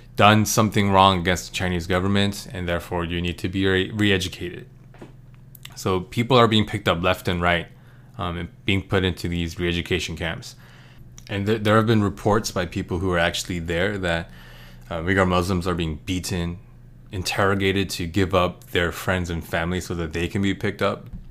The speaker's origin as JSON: {"language": "English", "country": "United States", "said": "as an American"}